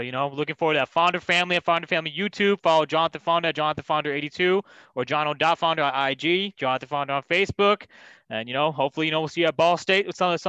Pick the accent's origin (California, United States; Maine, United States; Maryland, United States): California, United States; Bay Area; I'm actually from the Bay Area. I'm not from